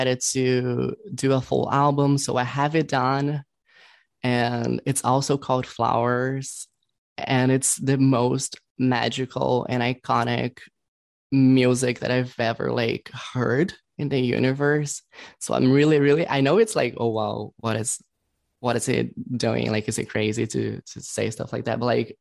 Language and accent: English; Brazil; English is a second language; now in Los Angeles, United States; I was born in Brazil, but I was like reborn here in LA. So I'm like half and half